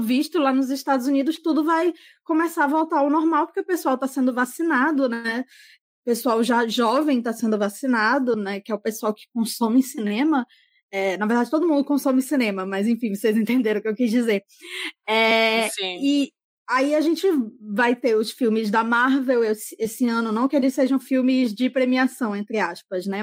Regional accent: Manaus, Amazonas, Brazil; eu sou daqui de Manaus

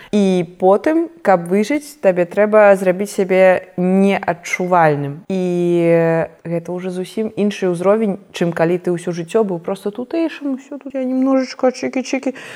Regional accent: Belarus; я беларуска

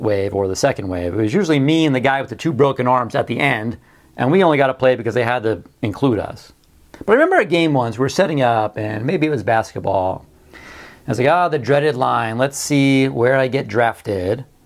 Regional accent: Beach Haven, New Jersey, United States; our schoolyard, where I grew up in Beach Haven, New Jersey

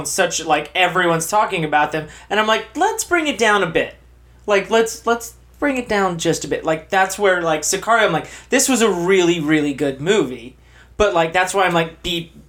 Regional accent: Texas, United States; I grew up in Texas.

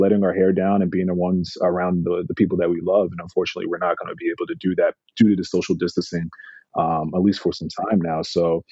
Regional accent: New York, United States; also born or lived in England; growing up in New York

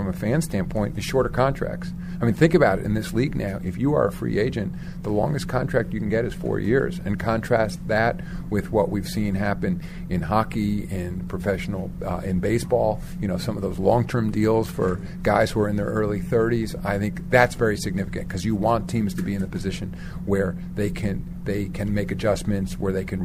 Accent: New York, United States; moved away as an adult; also born or lived in Durham, North Carolina; I grew up in New York

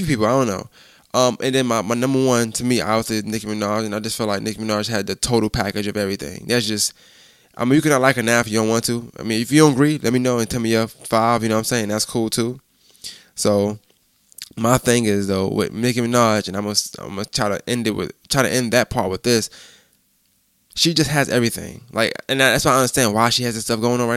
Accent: New York, United States; I'm from New York. I'm from up north

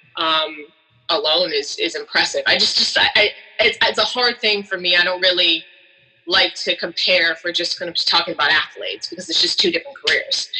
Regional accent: Chicago, Illinois, United States; I grew up in Chicago with Jordan

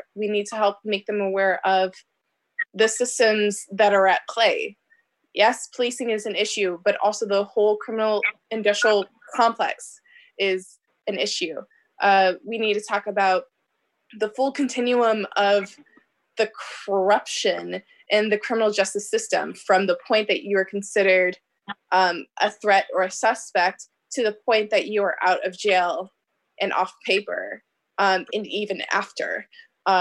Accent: Omaha, Nebraska, United States; also born or lived in Bellevue, Nebraska; I grew up in North Omaha.

